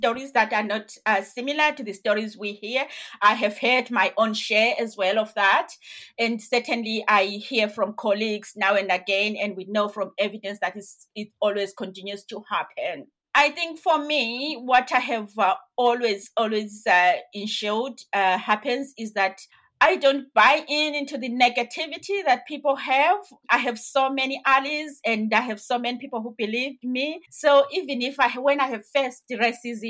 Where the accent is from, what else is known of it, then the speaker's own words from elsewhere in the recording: Zimbabwe; moved away; I am originally from Zimbabwe. So in Zimbabwe, the entry at the time to nursing was that you needed to be 17 and a half years.